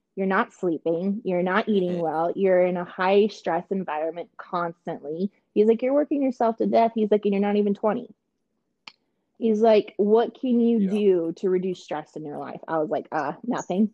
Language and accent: English; Canada; moved away; I am Canadian.